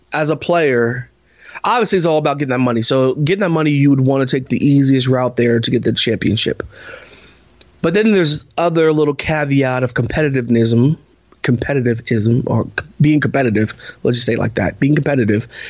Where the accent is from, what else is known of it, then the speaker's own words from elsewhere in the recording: Parkersburg, West Virginia, United States; we're from Parkersburg. We lived in uh, a community called uh, Parkerstown, little development.